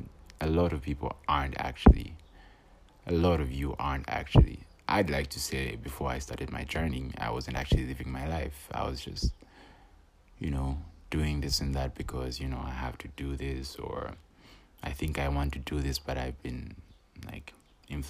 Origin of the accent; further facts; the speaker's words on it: Copperbelt Province, Zambia; I am from the Copper Belt, born and raised on the Copper Belt